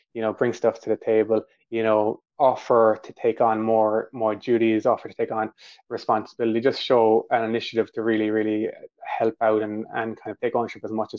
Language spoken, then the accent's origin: English; Ireland; accent: Irish; My Irish accent and slangs are coming through here